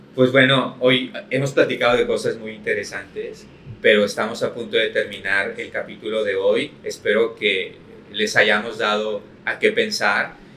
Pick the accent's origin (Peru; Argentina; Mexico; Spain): Mexico; los mexicanos vivimos de maíz y somos maíz